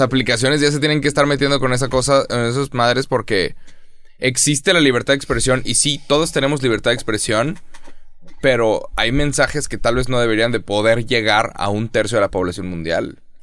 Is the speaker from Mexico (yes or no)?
yes; Mexico; yo, como mexicano